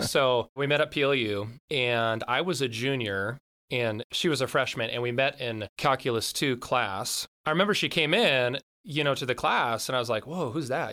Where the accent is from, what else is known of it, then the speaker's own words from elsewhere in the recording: between Carnation and Duvall, Washington, United States; also born or lived in Tacoma / Tanzania; I grew up just down the, the street, uh, at, like, Marcellus, in between, uh, Carnation and Duval